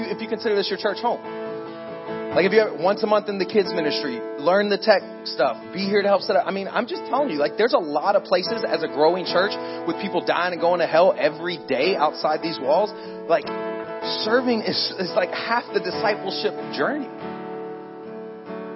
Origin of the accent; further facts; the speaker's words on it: Pensacola, Florida, United States; I actually grew up in Pensacola, Florida. I'm from Florida